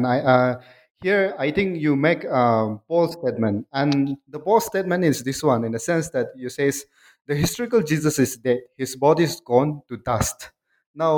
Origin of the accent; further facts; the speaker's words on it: Nagaland, India; my people are the Nagas. I'm from Nagaland